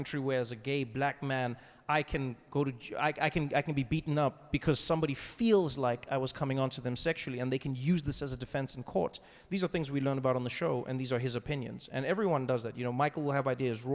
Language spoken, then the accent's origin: English; South Africa; moved away as an adult; now in United States; one thing that I took for granted growing up in South Africa is we just knew what was happening in the world